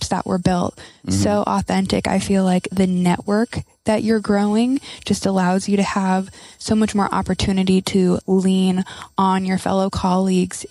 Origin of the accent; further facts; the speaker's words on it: Lincoln, Nebraska, United States; I am from Lincoln, Nebraska, which is where Company Cam's headquarters are located